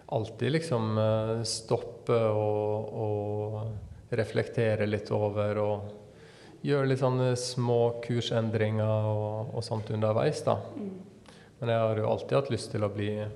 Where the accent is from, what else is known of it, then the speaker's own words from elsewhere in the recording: Sunnmøre, Møre og Romsdal, Norway; hvor jeg kommer ifra, ifra Sunnmøre